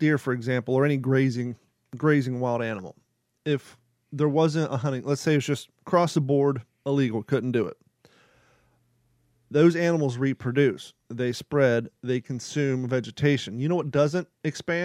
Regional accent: Kentucky, United States; I grew up in Kentucky

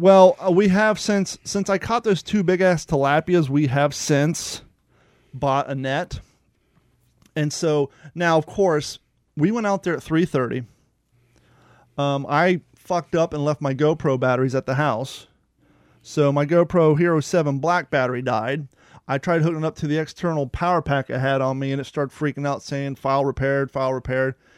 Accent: United States; moved away; also born or lived in Ohio / Kentucky / Cape Coral, Florida; growing up in Ohio and in Kentucky

